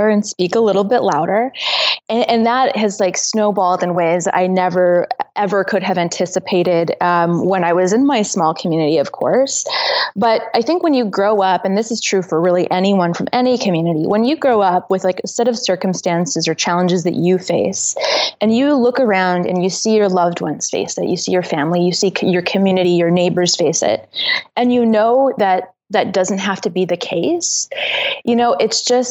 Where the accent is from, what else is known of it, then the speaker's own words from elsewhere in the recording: northern Saskatchewan, Canada; growing up in Saskatchewan